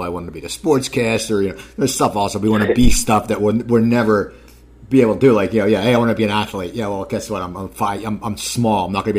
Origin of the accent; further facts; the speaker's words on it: Cherry Hill, New Jersey, United States; I grew up in Cherry Hill, New Jersey